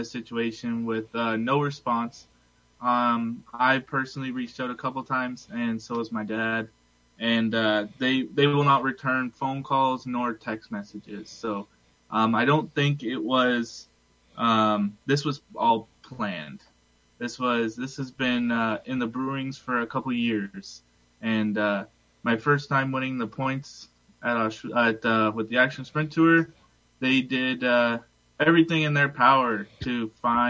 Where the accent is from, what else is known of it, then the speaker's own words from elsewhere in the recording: Port Colborne, Ontario, Canada; I'm from Port Colborne